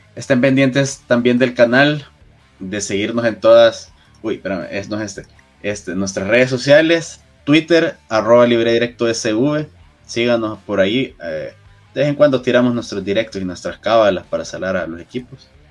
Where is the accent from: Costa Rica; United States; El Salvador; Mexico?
El Salvador; como salvadoreños